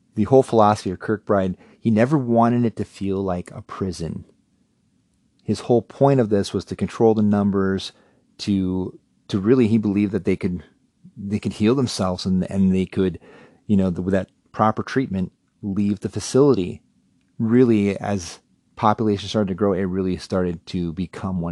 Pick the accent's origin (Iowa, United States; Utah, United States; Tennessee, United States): Iowa, United States; Cherokee; growing up in Cherokee, Iowa